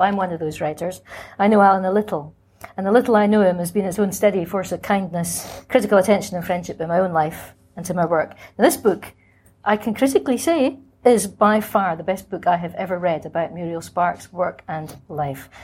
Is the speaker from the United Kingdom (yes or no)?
yes; Scotland, United Kingdom; moved away; also born or lived in Cambridge; I was and am Scottish by formation